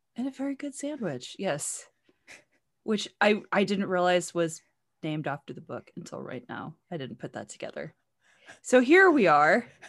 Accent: United States; I'm American

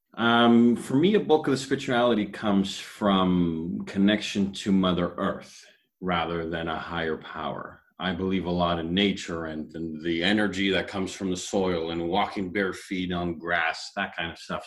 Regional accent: Toronto, Ontario, Canada; I grew up in Toronto

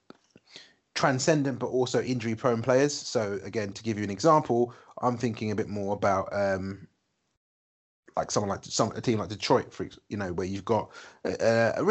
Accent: United Kingdom; we're British and we grew up watching football

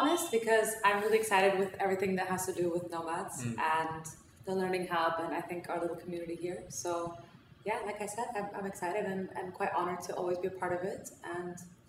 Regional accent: Austria; accent: American; I'm 24, and I'm Iranian, so I'm fully Iranian. I was born and raised in Austria my whole life, and in Austria I went to an American school, which is why I sound fairly American.

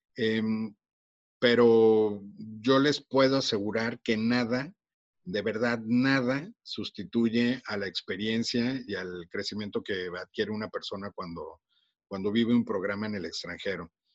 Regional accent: Mexico; accent: Mexican; also born or lived in Monterrey, Nuevo León; por mi acento seguramente ya se dieron cuenta que soy mexicano

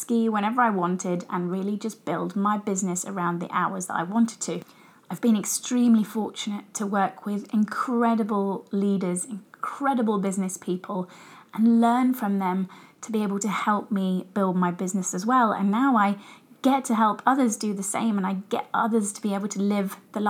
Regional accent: Brighton, South East England, United Kingdom; So I grew up in England, as I'm sure you guys can tell from my accent. I lived in Brighton

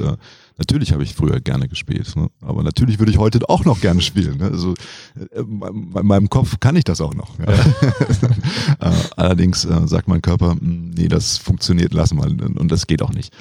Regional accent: Cologne, North Rhine-Westphalia, Germany; also born or lived in Greece; ich bin Kölner

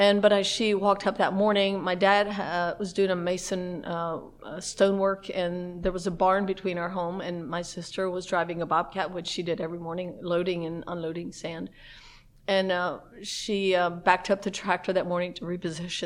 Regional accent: Lancaster County, Pennsylvania, United States; We grew up in the Amish culture in Lancaster County, Pennsylvania

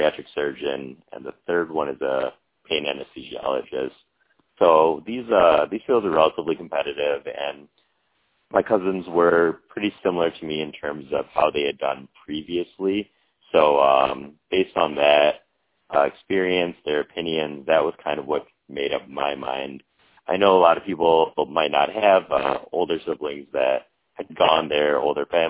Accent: Michigan, United States; also born or lived in New York / London / Washington, D.C. / Caribbean; I'm born and raised in Michigan

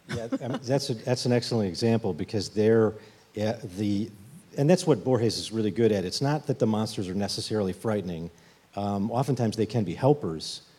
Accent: Chicago, Illinois, United States; I'm from Chicago

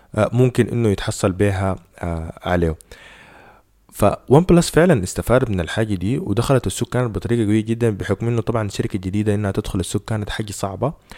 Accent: Sudan; إحنا هنا عندنا في السودان

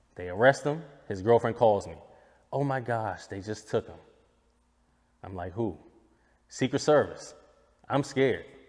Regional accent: United States; I'm an American

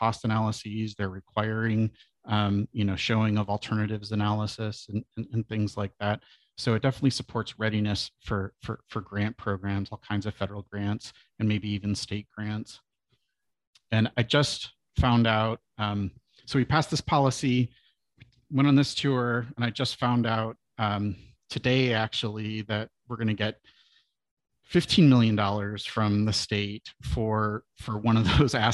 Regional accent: Southeast Michigan, United States; moved away as an adult; now in Portland, United States; I am a son of Michigan. I grew up in Southeast Michigan

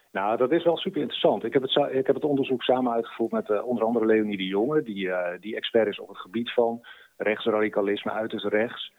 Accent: Groningen, Netherlands; als Groninger

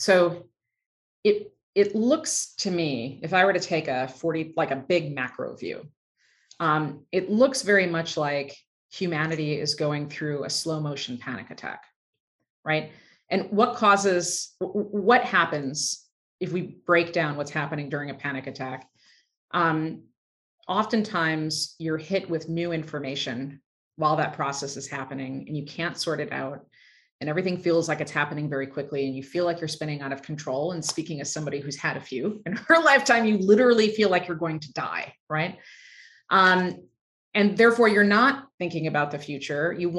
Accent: just outside of Chicago, Illinois, United States; I grew up just outside of Chicago

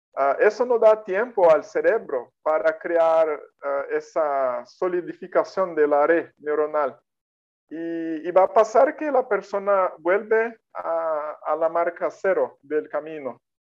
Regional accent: Brazil; first language Portuguese; Spanish is a second language; soy de Brasil

